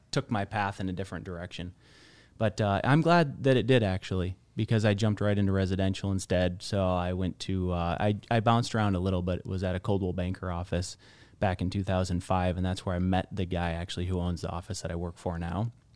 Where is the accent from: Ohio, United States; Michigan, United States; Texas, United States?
Michigan, United States; northern; moved away as an adult; also born or lived in California; now in Scottsdale, United States; I've spent all of my life until twenty in northern Michigan.